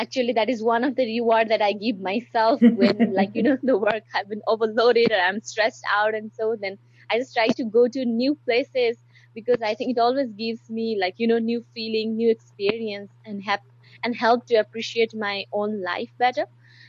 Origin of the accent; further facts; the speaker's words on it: Nepal; I come from Nepal.